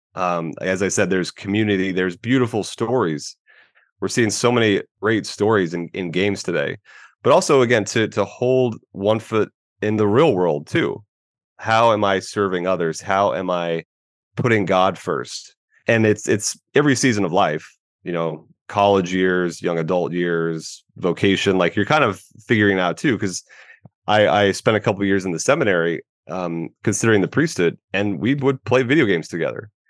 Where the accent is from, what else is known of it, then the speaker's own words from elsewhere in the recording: Tampa Bay area, Florida, United States; I am a Florida man, born and raised in the Tampa Bay area.